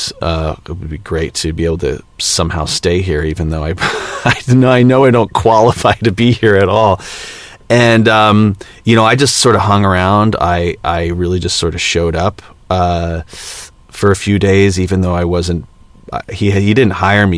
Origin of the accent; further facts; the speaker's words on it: Los Angeles, California, United States; growing up in Los Angeles